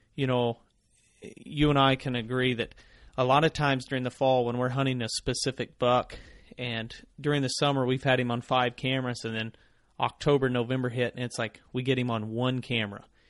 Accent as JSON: {"language": "English", "region": "the Ozarks", "country": "United States", "tie": "born or raised there", "said": "growing up in the Ozarks"}